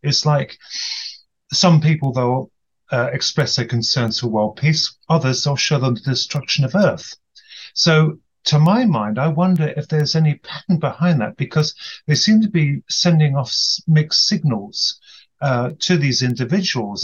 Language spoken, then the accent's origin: English; United Kingdom; from the UK, evidently.